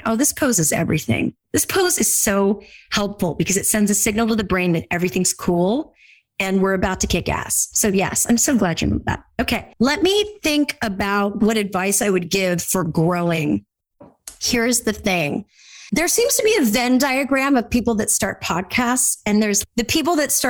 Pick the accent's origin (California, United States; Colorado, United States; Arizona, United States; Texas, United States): California, United States; I grew up in Orange County, California. We all totally talk like this all the time.